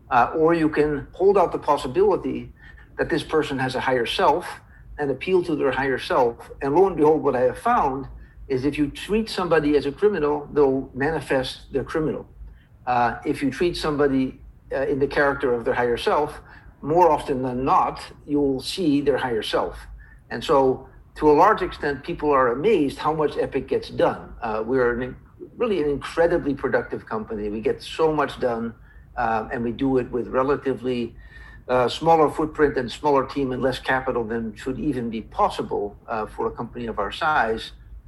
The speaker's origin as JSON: {"language": "English", "town": "Philadelphia", "region": "Pennsylvania", "country": "United States", "tie": "born or raised there", "also_born_or_lived": "Cleveland", "said": "So I was born in Cleveland, Ohio. My father from the Netherlands, my mother also from the Netherlands, and then moved to Philadelphia at the age of two. I was raised there through my childhood."}